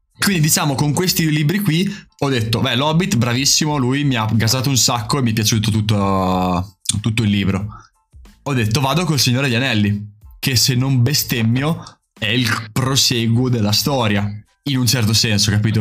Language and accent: Italian; Emilia-Romagna, Italy; accent: romagnolo; Sono dell'Emilia Romagna